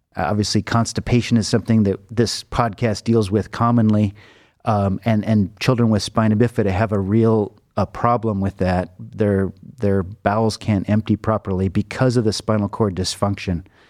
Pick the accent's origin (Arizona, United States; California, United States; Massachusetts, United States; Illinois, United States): California, United States; Los Angeles; moved away as an adult; now in Cleveland, United States; I grew up in Los Angeles